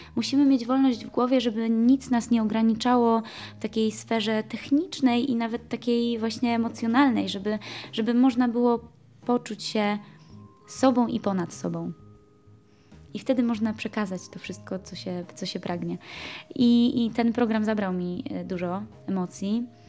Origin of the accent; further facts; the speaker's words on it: Zakopane, Lesser Poland, Poland; ja jestem przede wszystkim góralką